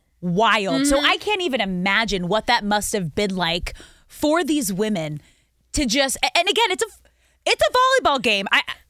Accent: Manhattan Beach, California, United States; now in Hermosa Beach, United States; Yeah, see, I grew up with volleyball in Manhattan Beach, now living in Hermosa.

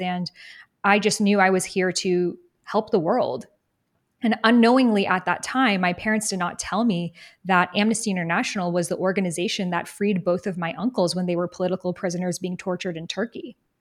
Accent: Boston, Massachusetts, United States; I grew up in Boston, really near Salem, Massachusetts

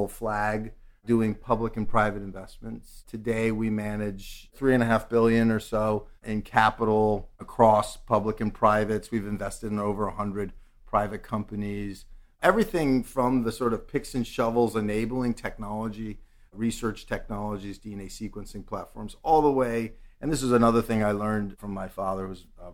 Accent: New York City, New York, United States; I'm a native New Yorker. I grew up on the Upper West Side

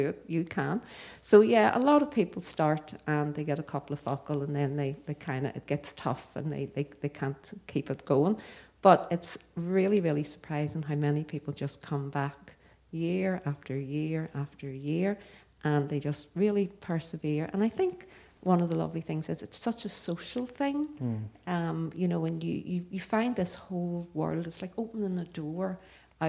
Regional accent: Belfast, Northern Ireland, United Kingdom; I'm the third generation of my family who have been born in East Belfast

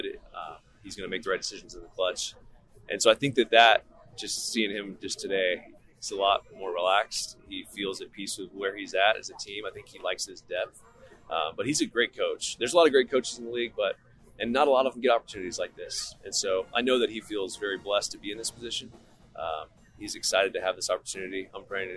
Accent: California, United States; we're from California

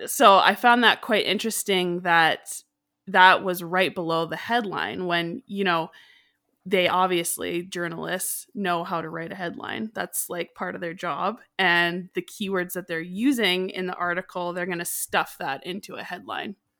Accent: Canada; also born or lived in Calgary, Alberta; I'm from Canada

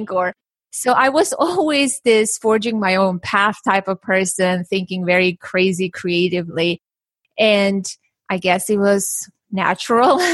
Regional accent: Armenia; now in United States; I was born and raised in Armenia

